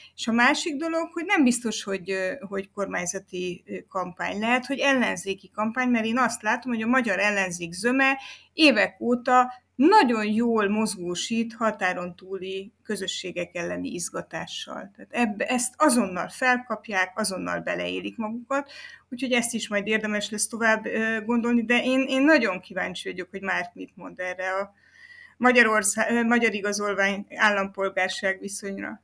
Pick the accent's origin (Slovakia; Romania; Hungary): Romania; én azt mondom, hogy magyar vagyok